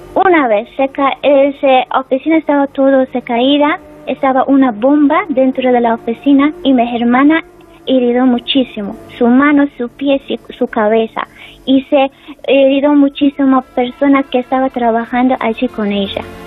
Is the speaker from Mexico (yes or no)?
no; Afghanistan; Spanish is a second language; now in Spain; que están mi familia en mi país